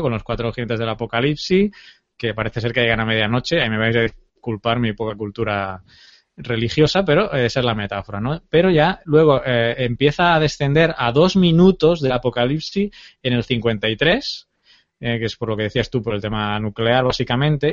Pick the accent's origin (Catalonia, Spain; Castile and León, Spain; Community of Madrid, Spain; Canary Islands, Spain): Catalonia, Spain; Terrassa; moved away; mi pueblo, Tarrasa, mi ciudad, más que mi pueblo